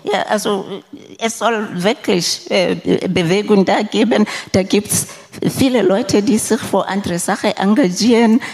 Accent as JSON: {"language": "German", "country": "Lesotho", "moved": "yes", "said": "ich komme selber aus Lesotho im südlichen Afrika"}